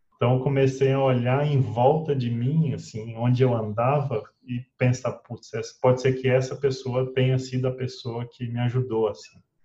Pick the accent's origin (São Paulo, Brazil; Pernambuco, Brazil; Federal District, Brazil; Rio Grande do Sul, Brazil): Federal District, Brazil; Brazlândia; Nasci no Distrito Federal, numa cidadezinha, talvez a segunda cidade mais antiga do Distrito Federal, que é Braslândia